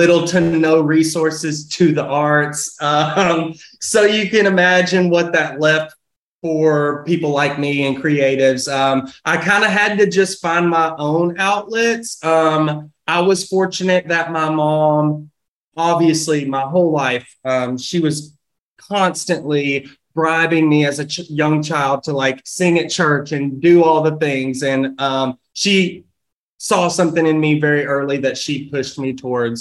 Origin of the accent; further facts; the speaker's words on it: Russellville, Kentucky, United States; moved away as an adult; now in Nashville, United States; Born and raised in Russellville, Kentucky, which is just like an hour and 20 minutes north